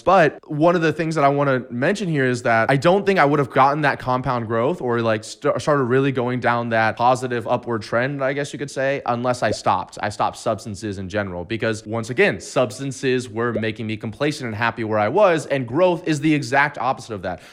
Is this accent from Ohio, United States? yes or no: no; Destin, Florida, United States; going back to my hometown in Destin, Florida